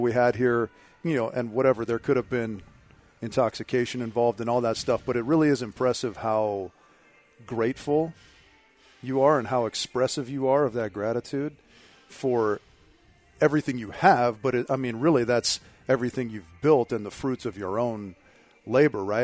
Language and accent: English; Southern California, United States; growing up in Southern California